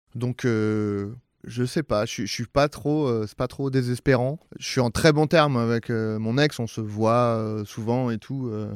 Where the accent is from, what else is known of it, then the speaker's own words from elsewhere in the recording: Saint-Germain-en-Laye, Île-de-France, France; moi, c'est Saint-Germain-en-Laye, c'est très bourgeois